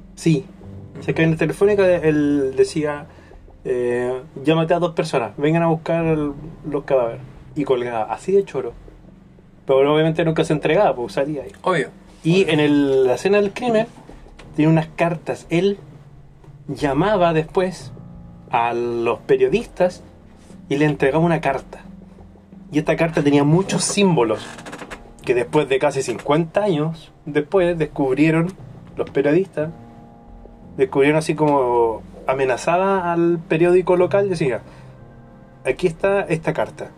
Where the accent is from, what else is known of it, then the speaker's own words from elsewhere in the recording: Chile; uno como chileno